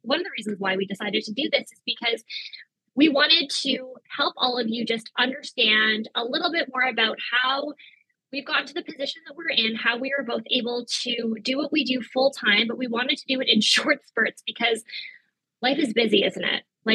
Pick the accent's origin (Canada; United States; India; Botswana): Canada; Victoria, British Columbia; I was also born and raised in Victoria